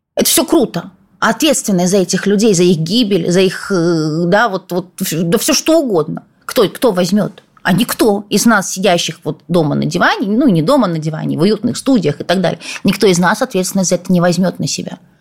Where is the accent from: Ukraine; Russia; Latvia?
Ukraine; Odesa, Odesa Oblast; moved away as an adult; я тоже родилась в Одессе